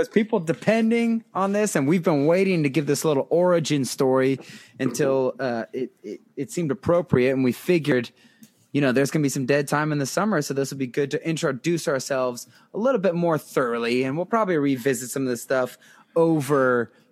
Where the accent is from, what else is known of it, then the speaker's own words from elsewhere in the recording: West Mifflin, Pennsylvania, United States; also born or lived in Washington D.C.; As he said, technically the birth certificate says Washington D.C., but really I'm from West Mifflin, South, let it be known, not North.